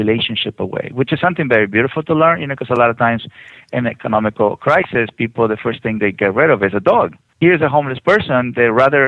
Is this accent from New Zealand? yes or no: no; Mexico; now in United States; I'm from Mexico